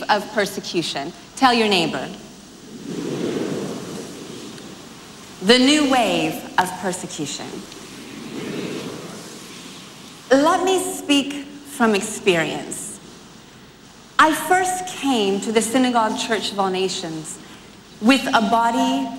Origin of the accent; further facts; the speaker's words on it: United States; I'm from America